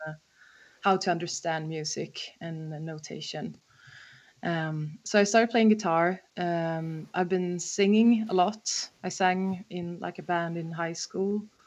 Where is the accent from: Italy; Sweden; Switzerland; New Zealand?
Sweden; Stockholm, Stockholm County; I'm actually from Stockholm